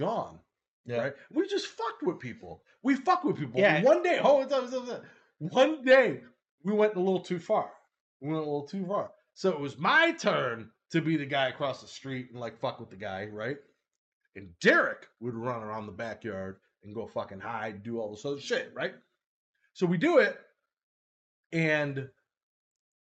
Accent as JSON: {"language": "English", "town": "Chicago", "region": "Illinois", "country": "United States", "tie": "born or raised there", "moved": "as an adult", "lives_now": "Arizona, United States", "said": "I grew up 21 years in Chicago"}